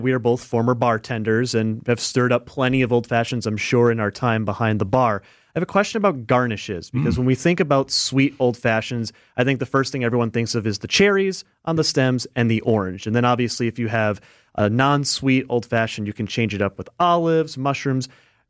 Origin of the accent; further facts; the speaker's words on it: Fond du Lac, Wisconsin, United States; I'm from Fond du Lac, where the Sports Nut famously has their giant Bloody Mary garnishes.